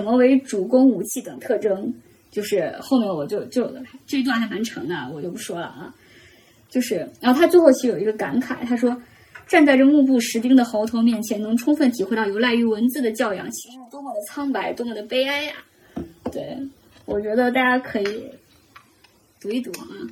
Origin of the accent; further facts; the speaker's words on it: Henan, China; 我是一个河南人，就是我们河南口音